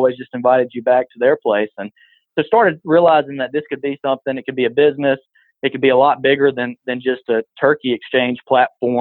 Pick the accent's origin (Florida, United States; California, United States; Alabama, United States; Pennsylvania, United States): Alabama, United States; Butler; growing up on the farm. I'm from Butler, Alabama, and small town